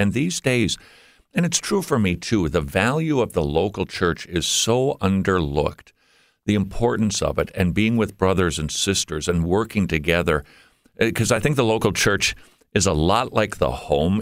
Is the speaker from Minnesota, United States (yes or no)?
yes; Minnesota, United States; moved away as an adult; We moved from above the Mason Dixon line about twelve years ago. We're from Minnesota